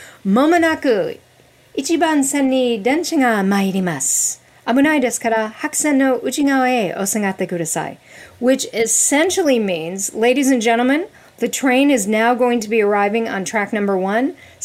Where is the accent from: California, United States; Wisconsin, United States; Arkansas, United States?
Wisconsin, United States; accent: Midwestern; I grew up in Wisconsin. I'm a good old Midwestern girl. I have dropped the accent since I've been living on the East Coast, but at any time, you know, I could pick it right up there.